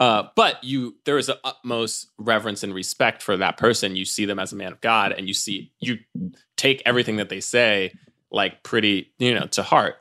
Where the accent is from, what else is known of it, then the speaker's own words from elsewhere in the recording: New York City, New York, United States; I grew up in Times Square Church, uh, in, in the heart of, uh, Times Square in New York City